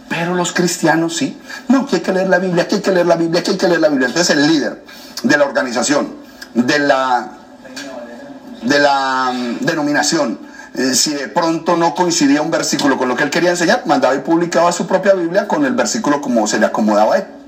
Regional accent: Colombia; moved away as an adult; now in United States; soy colombiano.

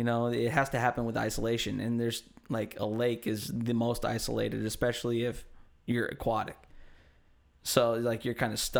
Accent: Hayward, California, United States; also born or lived in Oakland; I'm from Hayward.

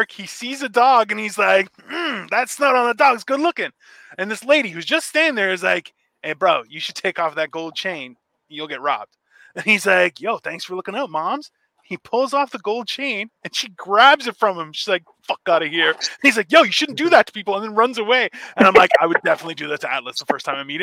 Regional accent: United Kingdom; I'm a Brit.

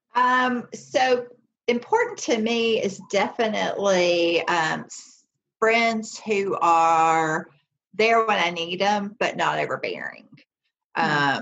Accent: the South, United States; growing up in the South

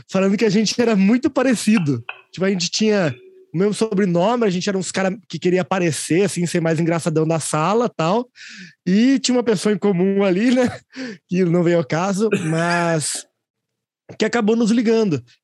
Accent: Manaus, Amazonas, Brazil; born there; Uma das coisas mais importantes para mim é, e sobre mim é que eu sou manauara, sou nascido em Manaus, tenho uma história bem grande aí no Brasil

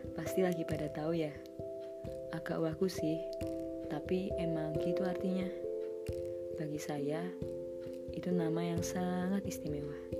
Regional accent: Yogyakarta, Special Region of Yogyakarta, Indonesia; Saya orang Jogja

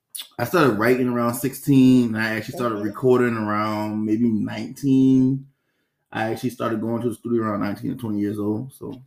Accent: North Charleston, South Carolina, United States; I'm from North Charleston, born and raised off of Ashley Falls State.

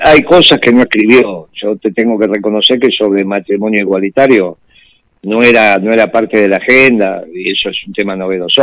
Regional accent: Argentina; nosotros somos un, un pueblo nacionalista que recibe a los extranjeros de brazos abiertos, y eso solamente podía construirse en Argentina

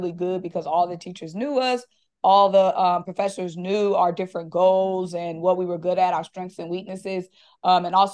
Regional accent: Greensboro, North Carolina, United States; moved away as an adult; also born or lived in Washington, D.C.; now in Atlanta, United States; I'm originally from Greensboro, North Carolina

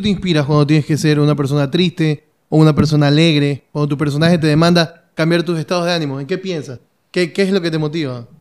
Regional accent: Ecuador

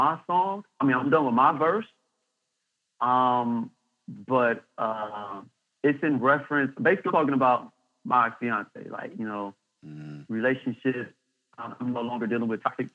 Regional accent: Saginaw, Michigan, United States; I was born and raised in Saginaw

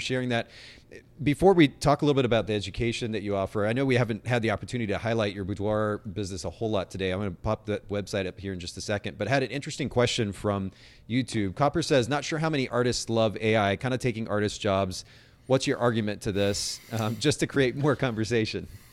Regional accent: Japan; moved away; I grew up in Japan and, and a pretty conservative family

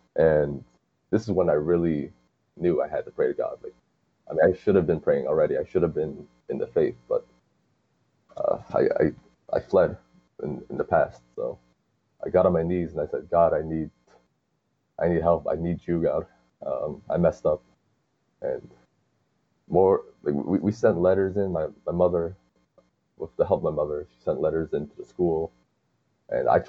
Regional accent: Hartsdale, New York, United States; I'm actually from Hartsdale

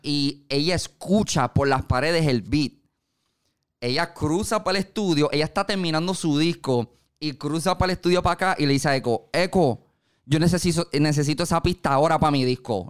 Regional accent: Carolina, Puerto Rico; yo me crié en Carolina.

